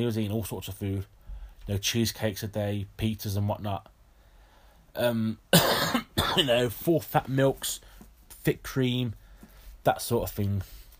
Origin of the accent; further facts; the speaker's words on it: United Kingdom; obviously because I'm British and he's British